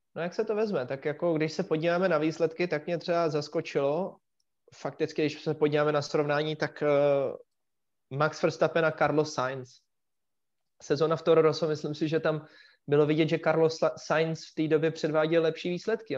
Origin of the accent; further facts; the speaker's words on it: Czechia; jsem Čech